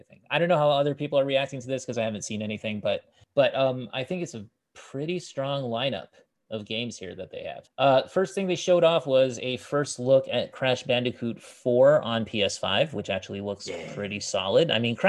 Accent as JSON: {"language": "English", "region": "Vermont", "country": "United States", "tie": "born or raised there", "said": "Back when I was growing up in Vermont, we only had 2 jobs."}